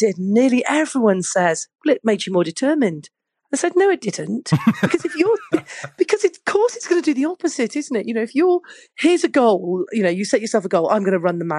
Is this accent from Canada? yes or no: no; Manchester, North West England, United Kingdom; I was growing up in Manchester in the UK